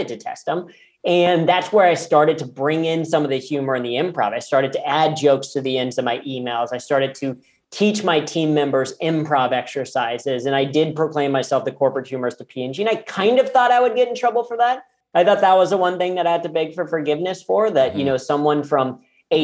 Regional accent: Cincinnati, Ohio, United States; I grew up in Cincinnati, Ohio, which is P&G's global headquarters

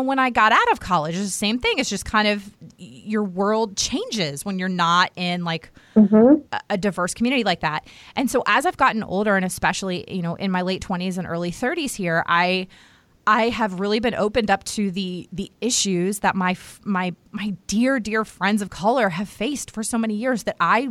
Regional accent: United States; I grew up right outside of Washington, D.C.

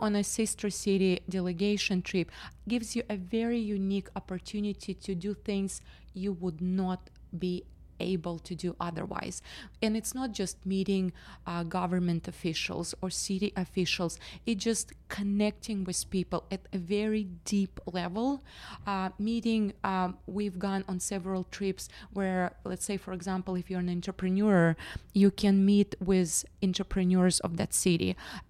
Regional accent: Western Siberia, Russia; now in Tennessee, United States; As you can see, I'm from Western Siberia, not from Tennessee.

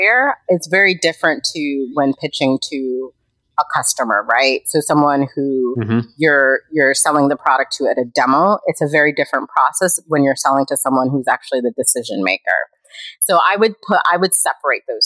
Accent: United States; moved away; I am from America

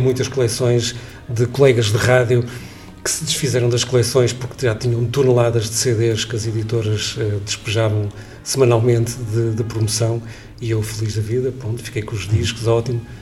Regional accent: Leça da Palmeira, Porto District, Portugal; eu sou de Lessa da Palmeira, um bocadinho fora do Porto

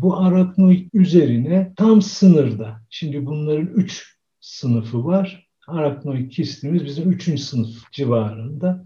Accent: Konya, Turkey; moved away; also born or lived in Istanbul / Izmir; Ben Konyalıyım.

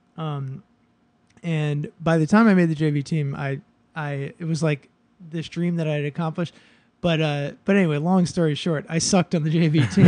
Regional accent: Boston, Massachusetts, United States; now in Brooklyn, United States; I grew up in Boston

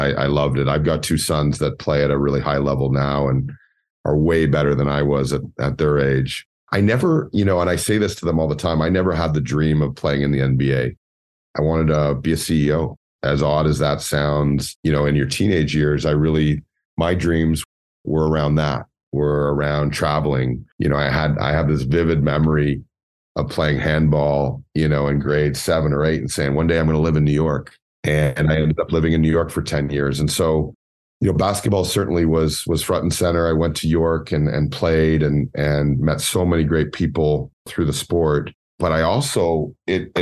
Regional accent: Scarborough, Ontario, Canada; I grew up in Scarborough, single parent

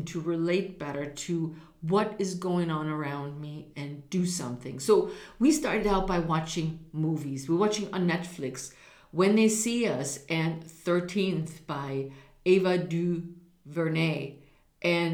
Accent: Germany; now in United States; I was raised in Germany where an underlying racial bias around people of color existed.

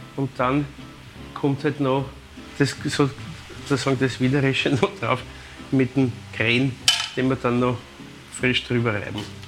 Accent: Vienna, Austria; bei uns in Wien

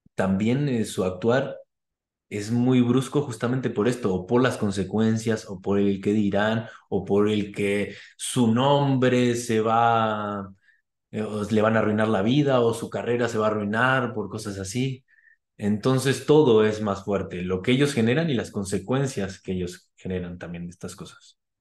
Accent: Argentina; yo que soy argentino

